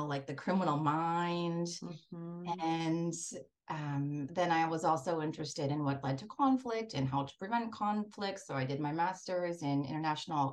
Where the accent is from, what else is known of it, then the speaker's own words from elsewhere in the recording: Breckenridge, Minnesota, United States; growing up in Breckenridge, Minnesota